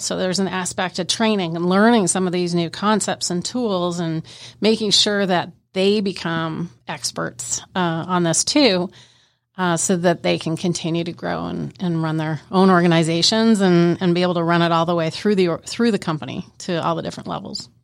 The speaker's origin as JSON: {"language": "English", "country": "Canada", "said": "I'm Canadian"}